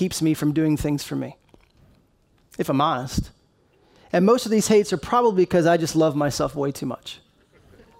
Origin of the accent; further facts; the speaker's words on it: Maryland, United States; moved away; I grew up in Maryland and just grew up loving those Baltimore Ravens